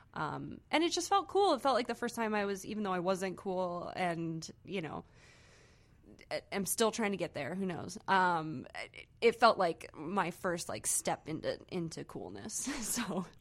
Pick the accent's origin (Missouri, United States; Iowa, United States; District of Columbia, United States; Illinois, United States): Missouri, United States; Saint Charles; also born or lived in Cape Girardeau, Missouri; Saint Charles, Missouri